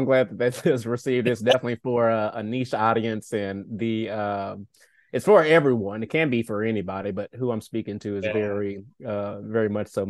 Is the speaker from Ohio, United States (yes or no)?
no; Nashville, Tennessee, United States; born and raised in Nashville, Tennessee.